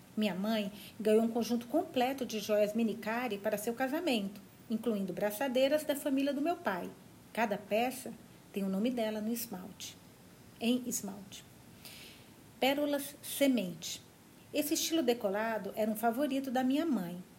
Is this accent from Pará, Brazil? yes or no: no; Minas Gerais, Brazil; now in São Paulo, Brazil; moro em São Paulo agora, mas eu sou de Minas, perto da Bahia.